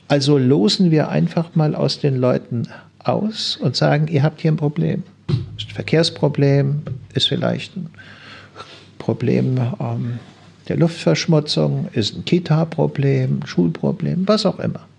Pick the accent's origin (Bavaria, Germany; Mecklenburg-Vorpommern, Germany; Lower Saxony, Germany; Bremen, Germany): Bremen, Germany; würde ich als Bremer durchaus tun